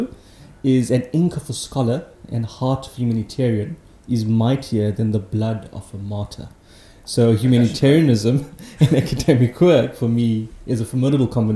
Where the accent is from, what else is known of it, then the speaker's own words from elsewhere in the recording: Johannesburg, Gauteng, South Africa; So I grew up in Johannesburg, humble upbringing, working class family